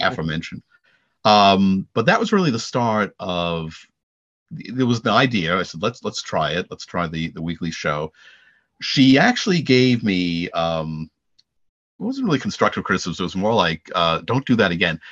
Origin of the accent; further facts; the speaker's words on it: Long Island, New York, United States; I'm, I'm from Long Island